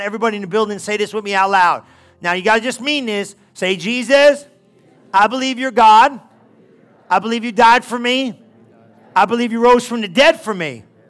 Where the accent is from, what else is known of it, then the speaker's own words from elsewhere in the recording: New Jersey, United States; I'm Italian from New Jersey